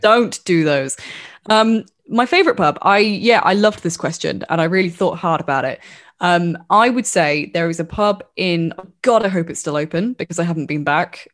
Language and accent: English; Wellingborough, East Midlands, United Kingdom